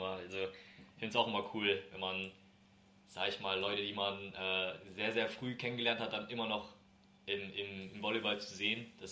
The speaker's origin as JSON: {"language": "German", "town": "Kriftel", "region": "Hesse", "country": "Germany", "said": "Er kommt ja aus Mainz, ich komme ja aus Kriftel quasi aus der Nähe."}